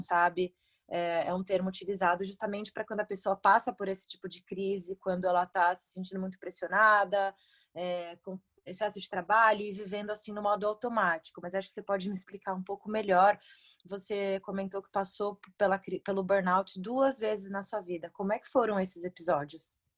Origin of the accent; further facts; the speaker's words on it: Brazil; nós, como brasileiros, né, embaixadores do turismo no Brasil